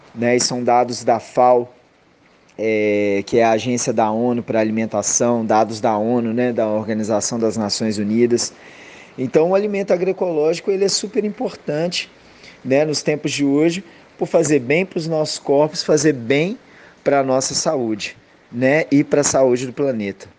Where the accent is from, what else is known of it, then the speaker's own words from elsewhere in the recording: Viçosa, Minas Gerais, Brazil; moved away as an adult; also born or lived in Northeast Brazil; now in Pernambuco, Brazil; eu sou natural de Viçosa, Minas Gerais. Estou aqui no Nordeste já há 10 anos, mais de 10 anos